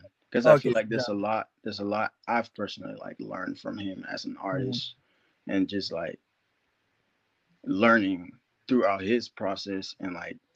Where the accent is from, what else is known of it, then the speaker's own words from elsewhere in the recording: Liberia; now in United States; I was born in Liberia, West Africa